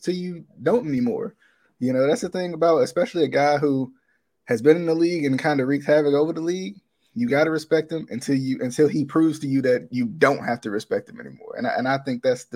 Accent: Virginia, United States; I'm from Virginia.

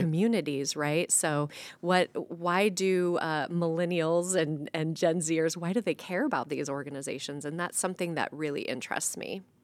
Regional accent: Waterloo, Iowa, United States; also born or lived in Indianola, Iowa; I grew up in Waterloo. Um, I grew up in town, but my family, extended family, all farmed just right outside of Waterloo

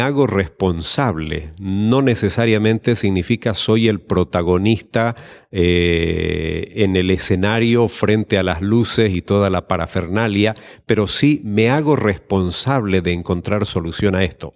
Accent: Santa Cruz de la Sierra, Santa Cruz, Bolivia; de Santa Cruz de la Sierra, Bolivia

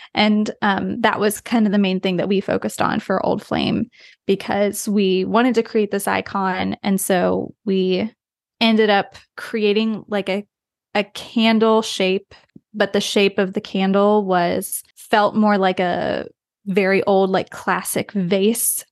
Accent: West Virginia, United States; moved away; I grew up in the U S, even though we travel a lot. I'm from the U S. I'm from West Virginia, so very rural

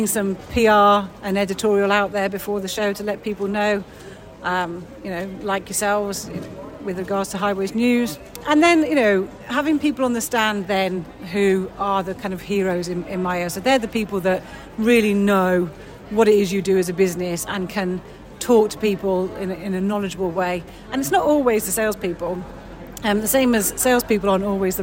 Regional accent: United Kingdom; we're very British

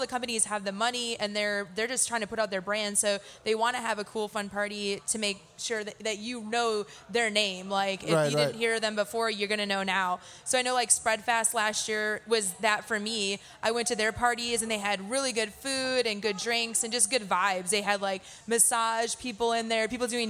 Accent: Midwest, United States; I'm from the Midwest

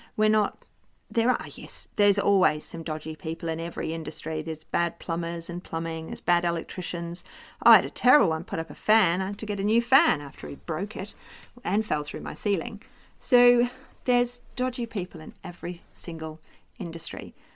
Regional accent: New Zealand; now in Australia; live in Australia, I am Australian now, as well as being a New Zealander.

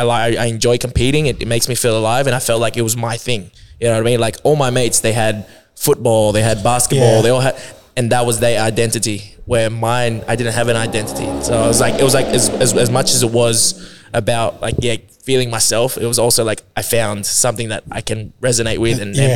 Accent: Philippines; like you're either really good singer as a Filipino or you're a really good dancer, and I was neither

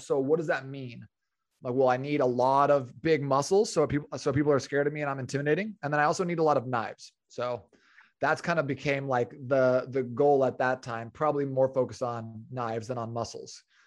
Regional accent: Phoenix, Arizona, United States; I was born and raised in Phoenix, uh, which is where I'm currently living with my wife

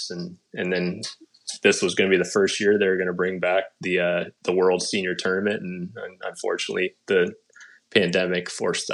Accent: Santa Rosa, California, United States; now in Phoenix, United States; I'm originally from out in Northern California and Santa Rosa.

